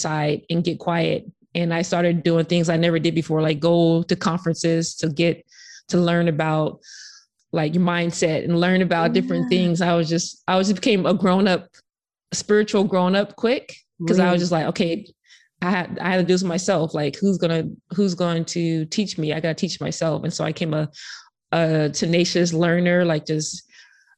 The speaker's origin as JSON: {"language": "English", "town": "Sacramento", "region": "California", "country": "United States", "said": "I'm from Sacramento"}